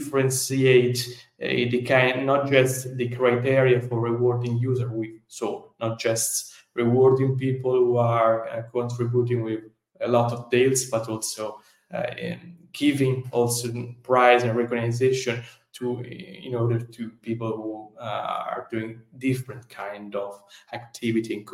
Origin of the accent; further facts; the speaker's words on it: Italy; accent: Italian; English is a second language; my Italian accent